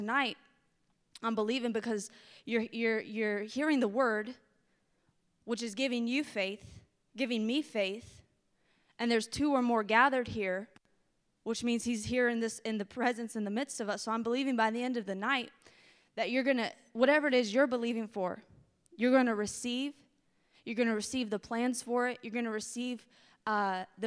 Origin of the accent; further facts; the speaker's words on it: the South, United States; I'm from the South